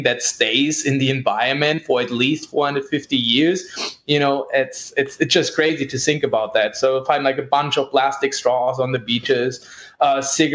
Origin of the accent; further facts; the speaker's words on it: Germany; moved away; I'm originally from Germany